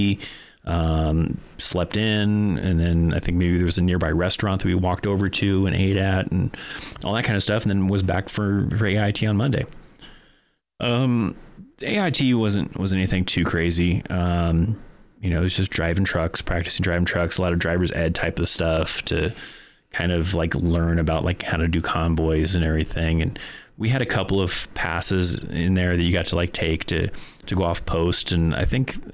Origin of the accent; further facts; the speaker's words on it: Bishop, California, United States; moved away as an adult; also born or lived in Korea / Fort Carson, Colorado; my hometown of Bishop, California